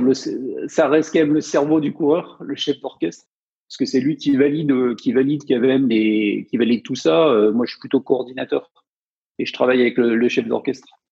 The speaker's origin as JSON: {"language": "French", "region": "Provence-Alpes-Côte d'Azur", "country": "France", "tie": "born or raised there", "said": "Moi, je venais des montagnes, donc euh, dans les Hautes-Alpes"}